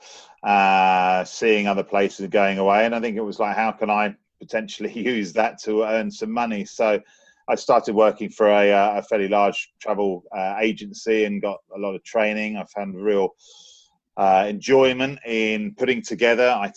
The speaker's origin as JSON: {"language": "English", "region": "London", "country": "United Kingdom", "tie": "born or raised there", "said": "growing up in London, being around so many different cultures"}